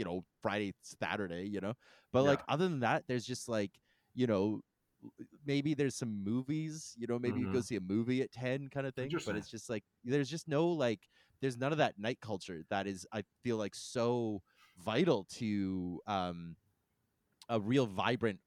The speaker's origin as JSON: {"language": "English", "country": "Canada", "said": "I'm grateful to be Canadian"}